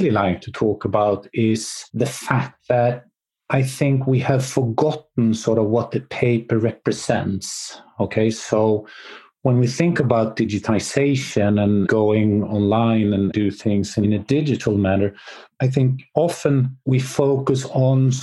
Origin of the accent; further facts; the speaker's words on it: Sweden; I'm from Sweden.